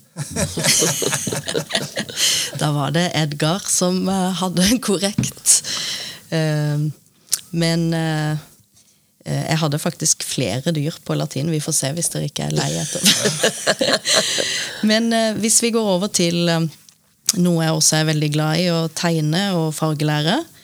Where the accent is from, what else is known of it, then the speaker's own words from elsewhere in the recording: Lillesand, Agder, Norway; accent: Sørlandet dialect; now in Oslo, Norway; bodd like lenge i Oslo som i Lillesand. Dere hører sikkert at jeg har litt sørlandsdialekt